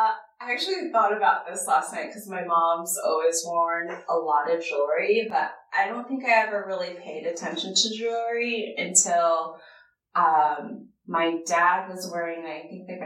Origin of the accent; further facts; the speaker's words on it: Portland, Oregon, United States; also born or lived in Japan; So my sister and I were both born in Japan. We traveled a lot. And then we finally made base in Portland, Oregon.